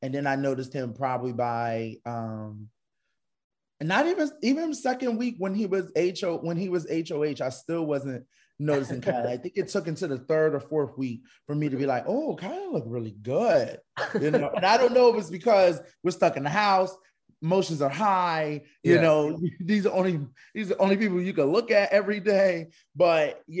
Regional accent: Philadelphia, Pennsylvania, United States; I'm from Philly

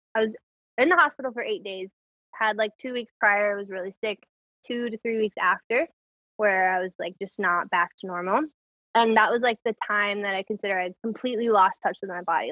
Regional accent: Clayton, North Carolina, United States; moved away as an adult; also born or lived in Raleigh, North Carolina / Endwell, New York; now in New York, United States; I'm from Clayton, which is like right outside of Raleigh

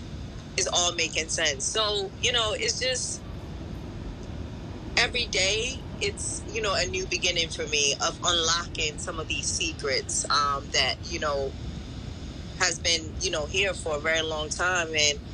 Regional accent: Ghana; born there; I'm Ghanaian by birth, and we do have a bit of Portuguese in us because my great grandfather from my mother's side came from Portugal and settled in Ghana

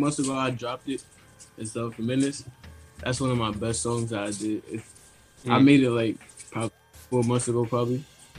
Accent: Long Island, New York, United States; also born or lived in Delaware; I was born in Delaware, but like I grew up in New York, like Long Island.

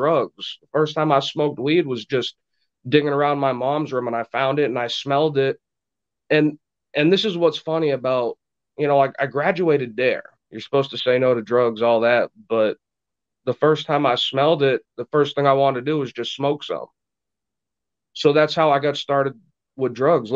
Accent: Burlington, Vermont, United States; also born or lived in Laconia, New Hampshire; I was raised in Vermont. I was born in Burlington, Vermont, January 1st, 1986.

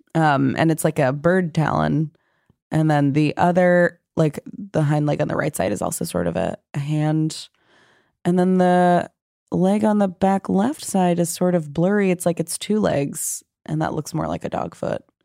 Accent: New York, United States; I'm from New York

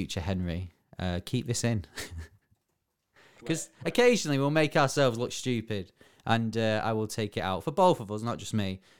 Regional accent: Bury, North West England, United Kingdom; my hometown.

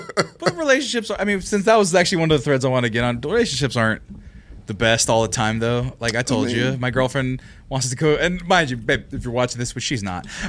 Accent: Fresno, California, United States; born or raised there

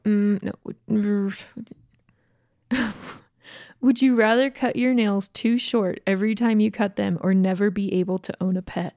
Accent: Lake Lanier, Georgia, United States; I grew up on Lake Lanier in Georgia

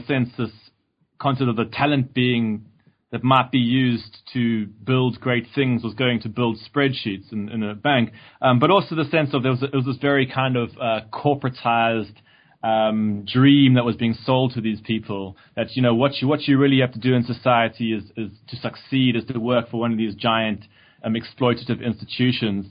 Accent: South Africa; moved away as an adult; I grew up in South Africa

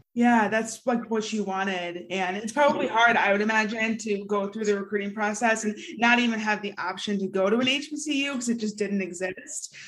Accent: Michigan, United States; We're from Michigan

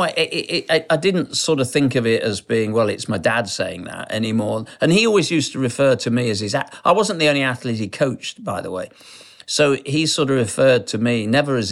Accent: Sheffield, Yorkshire and the Humber, United Kingdom; I was brought up in Sheffield, the People's Republic of South Yorkshire

